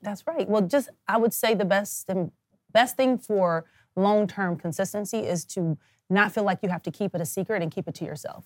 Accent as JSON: {"language": "English", "town": "Kansas City", "country": "United States", "also_born_or_lived": "New Orleans", "moved": "as an adult", "said": "I'm from Kansas City"}